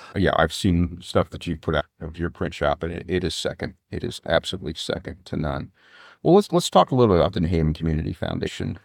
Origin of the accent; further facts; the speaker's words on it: Fort Wayne, Indiana, United States; I grew up in Continental Park